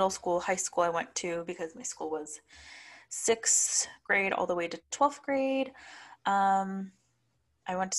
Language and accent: English; South Gate, California, United States; I am from a town neighborhood in Southeast LA called Southgate